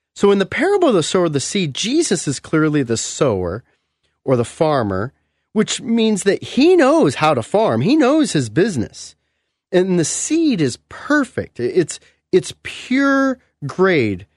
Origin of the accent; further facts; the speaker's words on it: California, United States; moved away; I come from California. We don't have crushed gravel, you know, driveways or, or roads.